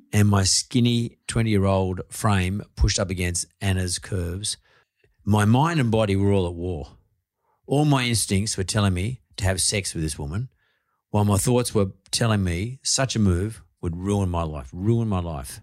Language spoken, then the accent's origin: English; Sydney, New South Wales, Australia; me growing up in Punch Bowl